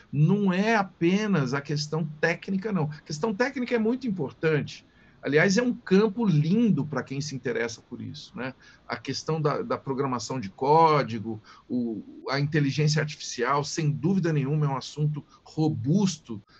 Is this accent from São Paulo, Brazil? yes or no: yes; Tuverava, São Paulo, Brazil; E sou de Tuverava com muito orgulho. Quando eu falei de rádio, por exemplo, eu era aquele menininho lá de Tuverava, anos 60